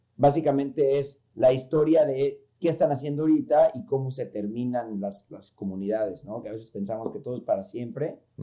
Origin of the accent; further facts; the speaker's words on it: Mexico City, Mexico; moved away; como dicen que soy chilango